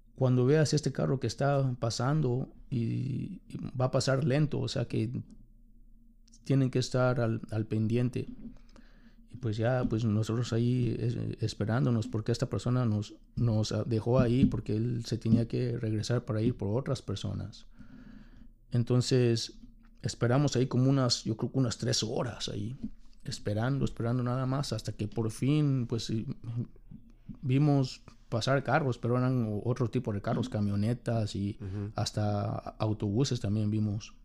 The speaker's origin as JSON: {"language": "Spanish", "region": "Mexico City", "country": "Mexico", "moved": "as an adult", "lives_now": "United States", "said": "soy de la Ciudad de México. Ah, me mudé a los Estados Unidos"}